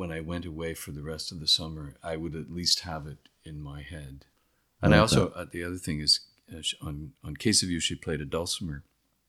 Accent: Midland, Ontario, Canada; I grew up in Midland

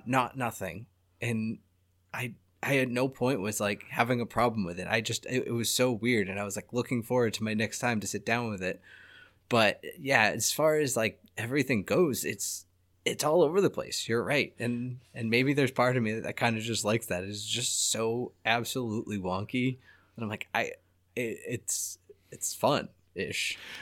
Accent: United States; I'm American.

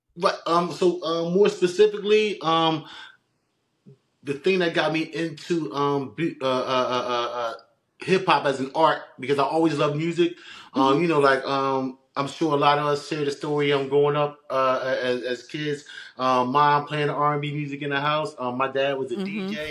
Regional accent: Philadelphia, Pennsylvania, United States; moved away as an adult; now in New Jersey, United States; born and raised in West Philadelphia.

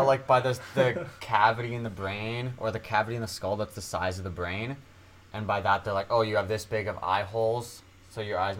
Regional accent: Canada; since I'm Canadian

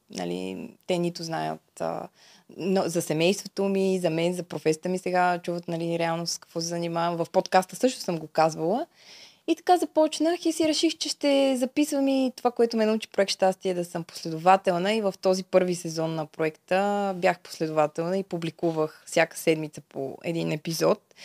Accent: Bulgaria; also born or lived in Czech Republic; съм от България

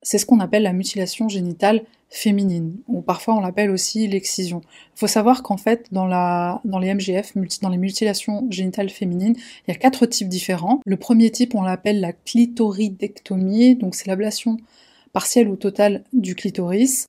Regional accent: France; en tant que Français, en tant qu'Européens

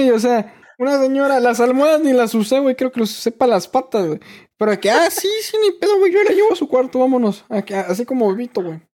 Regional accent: Hermosillo, Sonora, Mexico; No, pues yo soy de Sonora.

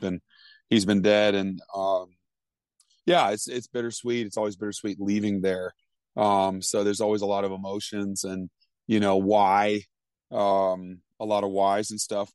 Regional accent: Vermont, United States; growing up in Vermont, I mean, Vermont's two percent Christian.

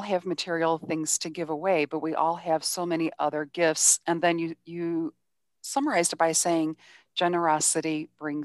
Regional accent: Cleveland, Ohio, United States; I'm actually from Cleveland

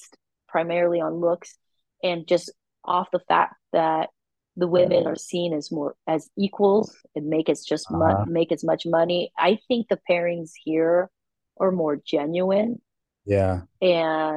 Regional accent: United States; moved away as an adult; now in Taiwan; I was born in America. I grew up with like a more Western beauty standard.

